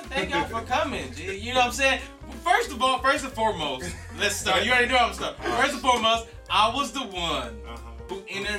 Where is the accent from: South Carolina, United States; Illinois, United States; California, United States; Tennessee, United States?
Illinois, United States; Chicago; Yes, I am from Chicago.